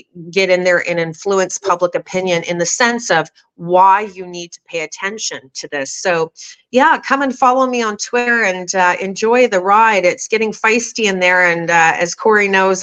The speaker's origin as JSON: {"language": "English", "country": "Canada", "said": "as a Canadian"}